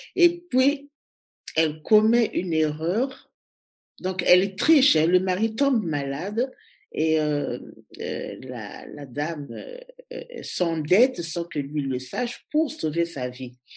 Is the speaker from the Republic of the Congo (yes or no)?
yes; Brazzaville, Republic of the Congo; moved away as an adult; also born or lived in Leipzig, Germany / Berlin, Germany / France; now in Brussels, Belgium; Je suis née à Brazzaville.